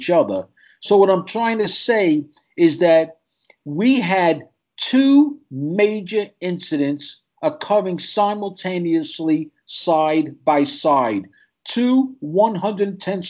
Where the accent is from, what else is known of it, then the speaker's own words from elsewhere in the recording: New York City, New York, United States; I'm born and raised in New York City.